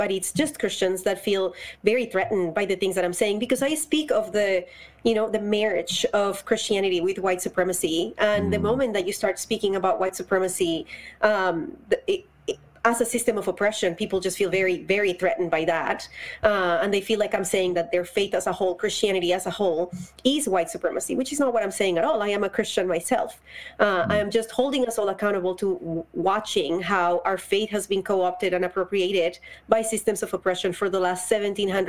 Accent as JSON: {"language": "English", "town": "Bogotá", "region": "Bogotá Capital District", "country": "Colombia", "tie": "born or raised there", "moved": "as an adult", "said": "Colombia. I was born and raised there. I moved here when I was 24 years old."}